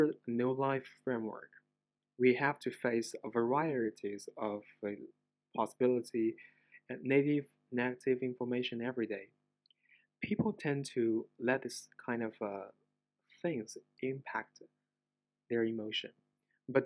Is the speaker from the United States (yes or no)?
no; China; English is a second language; I am not an English native speaker, so I apologize in advance for my accent. I'm a Chinese